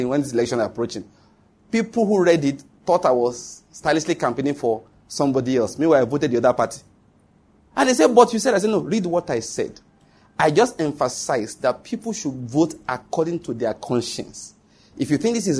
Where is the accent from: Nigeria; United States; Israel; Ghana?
Nigeria; as a Nigerian